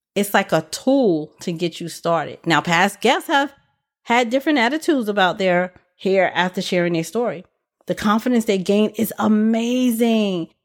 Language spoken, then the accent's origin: English; New York City, New York, United States; my hometown where I was born with this one. went to school and lived in B K most of my life. B K is also known as Brooklyn